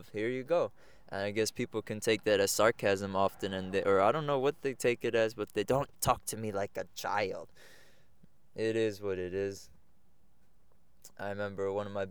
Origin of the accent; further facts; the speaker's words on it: Egg Harbor Township, New Jersey, United States; I'm from Egg Harbor Township, New Jersey. But as if we're speaking about culture, Colombia is where I'm from.